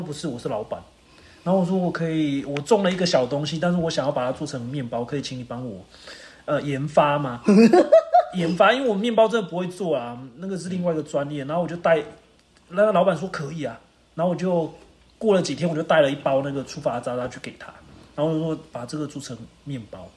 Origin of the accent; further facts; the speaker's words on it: Spain; now in Taiwan; 我们西班牙人